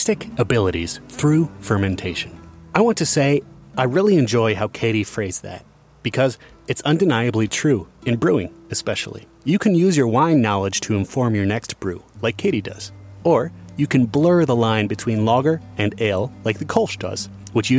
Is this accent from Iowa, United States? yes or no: yes; Iowa, United States; I grew up in Iowa.